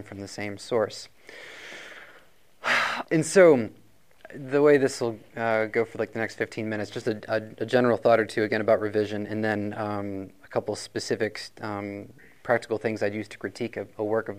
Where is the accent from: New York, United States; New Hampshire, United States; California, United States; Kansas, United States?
New Hampshire, United States; Rochester; I'm actually from Rochester, New Hampshire